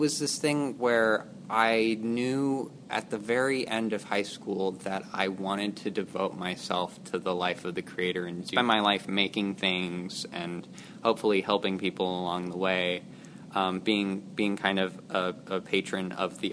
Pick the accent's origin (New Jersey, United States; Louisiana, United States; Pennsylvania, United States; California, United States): California, United States; Santa Barbara; also born or lived in Nashville, Tennessee / Isla Vista, California; I've spent the majority of my life in Santa Barbara